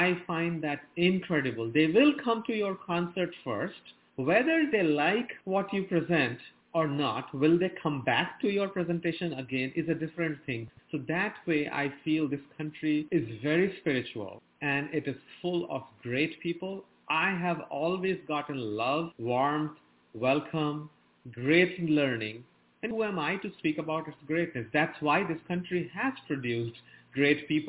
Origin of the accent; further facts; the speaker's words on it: India; moved away as an adult; now in United States; I was born and raised in India